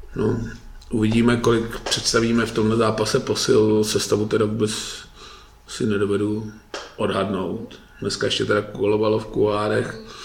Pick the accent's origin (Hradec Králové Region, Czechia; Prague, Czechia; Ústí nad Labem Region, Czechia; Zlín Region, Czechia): Ústí nad Labem Region, Czechia; Litvínov; Já jsem teda z Litvínů